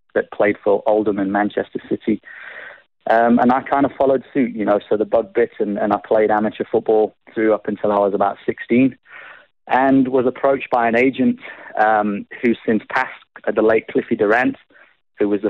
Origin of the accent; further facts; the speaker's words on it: South Africa; accent: a bit of a twinge of an English accent; also born or lived in Nottinghamshire, England; So I was born in the UK, born in Nottinghamshire, and came to South Africa with my parents when I was 5 years old. So pretty much more South African than I am English